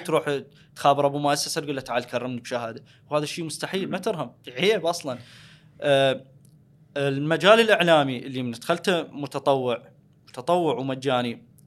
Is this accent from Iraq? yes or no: yes; Al Anbar, Iraq; انا من الانبار